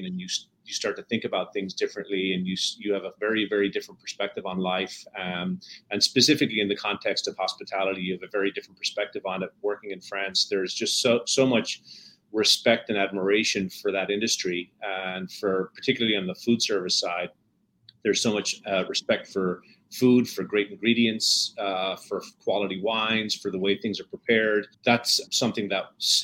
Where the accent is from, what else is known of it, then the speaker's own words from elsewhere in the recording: Dublin, Leinster, Ireland; moved away; also born or lived in Wexford; I grew up in Dublin, Ireland